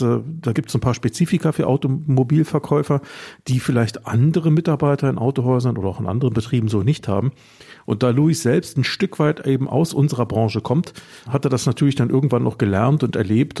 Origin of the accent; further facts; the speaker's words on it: Germany; ich bin halt Deutscher